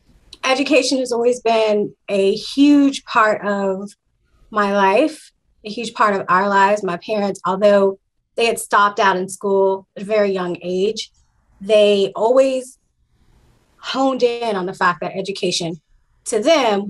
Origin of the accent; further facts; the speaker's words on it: Dallas, Texas, United States; born and raised in Dallas, Texas